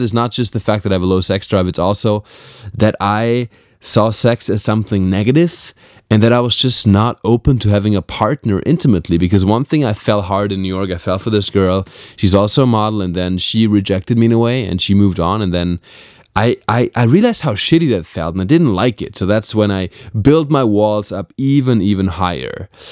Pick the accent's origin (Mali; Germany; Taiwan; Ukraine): Germany; Black Forest, Baden-Württemberg; moved away as an adult; now in Los Angeles, United States; I'm in Germany. I'm in my hometown.